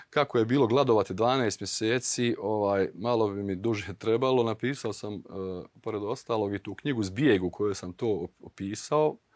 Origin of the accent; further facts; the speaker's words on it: Vlasenica, Republika Srpska, Bosnia & Herzegovina; moved away as an adult; also born or lived in Srebrenica; o logoru Sušica u našem gradu